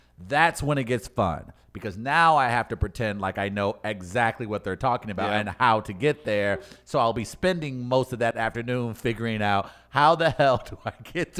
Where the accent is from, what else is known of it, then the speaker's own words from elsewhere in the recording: St. Louis, Missouri, United States; I'm from St. Louis.